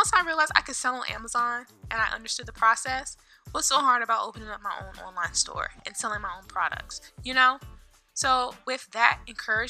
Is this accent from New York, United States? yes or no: no; North Carolina, United States; moved away as an adult; now in Virginia, United States; I am originally from North Carolina, 252 to be exact